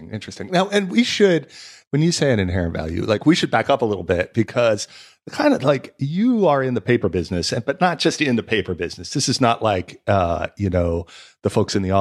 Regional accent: Los Angeles, California, United States; I grew up

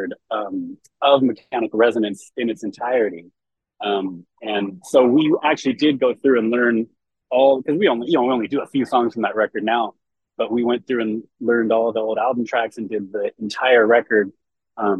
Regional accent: San Francisco Bay Area, California, United States; I grew up in the Bay Area, the San Francisco Bay Area, and still live there to this day

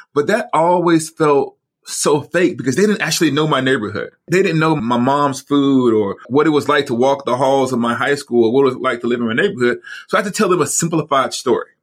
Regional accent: Alabama, United States; moved away as an adult; also born or lived in Rochester, New York; We're actually Southerners. We're from the South in Alabama

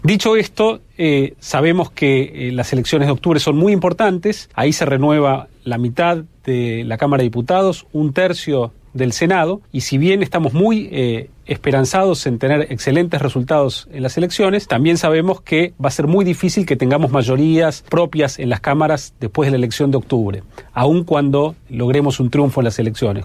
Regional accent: Argentina

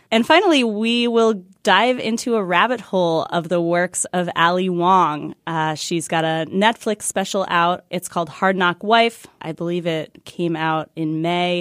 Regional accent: Washington, District of Columbia, United States; we're hosting a live show in D C, my hometown

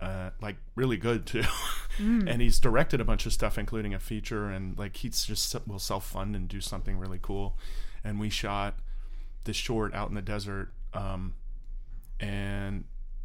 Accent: Orlando, Florida, United States

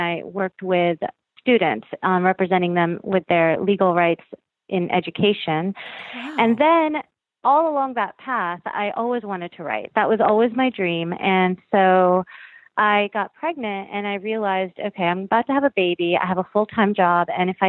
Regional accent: South Florida, United States; I was born and raised in South Florida

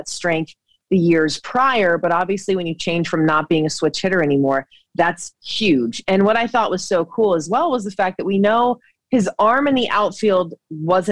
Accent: Georgia, United States; I grew up in Georgia

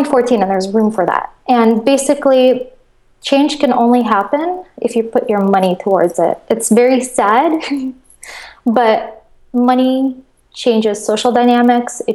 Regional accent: Moscow, Russia; also born or lived in Connecticut, United States / New York, United States; now in Los Angeles, United States; I grew up in Russia. I grew up in Moscow.

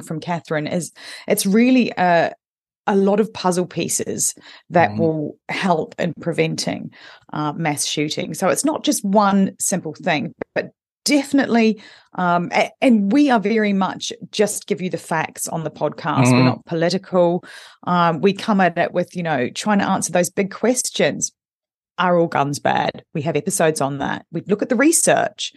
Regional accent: New Zealand; moved away; I'm originally from New Zealand

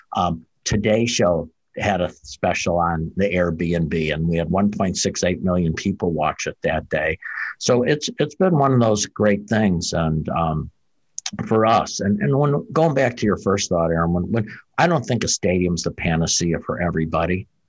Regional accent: outside Chicago, Illinois, United States; also born or lived in Wisconsin; now in Pensacola, United States; I grew up outside Chicago

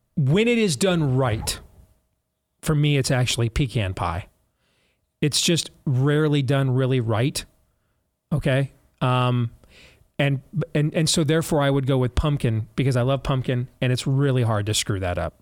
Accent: United States; I'm an American

